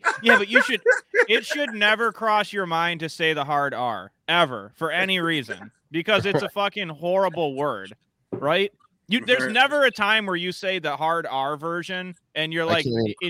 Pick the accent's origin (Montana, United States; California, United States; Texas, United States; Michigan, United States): Michigan, United States; Detroit; I grew up in Detroit. I lived in Detroit.